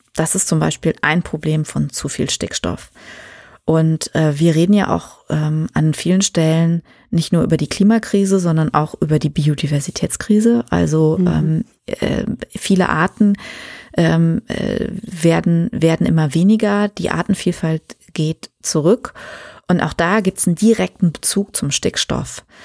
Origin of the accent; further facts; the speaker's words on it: Germany; wir in Deutschland